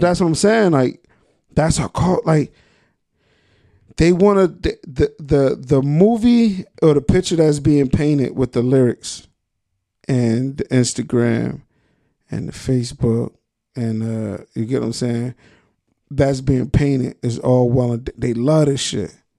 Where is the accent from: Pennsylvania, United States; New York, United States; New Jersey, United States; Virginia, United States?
New Jersey, United States; Trenton; I'm from Trenton.